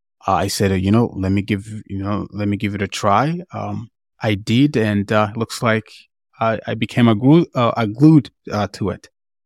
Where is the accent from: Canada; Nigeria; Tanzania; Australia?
Tanzania; I'm from East Africa, Tanzania.